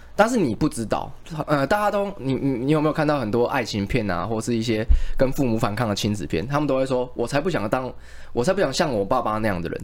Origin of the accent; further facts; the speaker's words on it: Taiwan; 我们其实台湾人